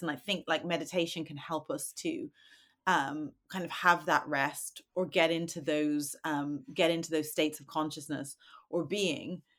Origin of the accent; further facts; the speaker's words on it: Dublin, Leinster, Ireland; I'm from Dublin.